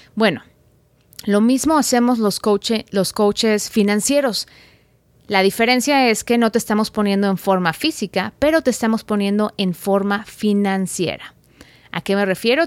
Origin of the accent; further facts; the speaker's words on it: Guadalajara, Jalisco, Mexico; de Guadalajara, México, mi ciudad natal